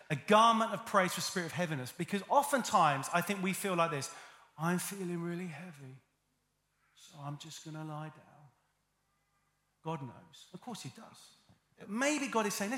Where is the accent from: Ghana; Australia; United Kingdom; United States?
United Kingdom; I'm British and I have a stiff upper lip